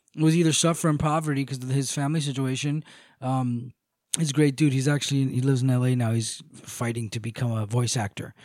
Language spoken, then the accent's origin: English; United States; I was born in America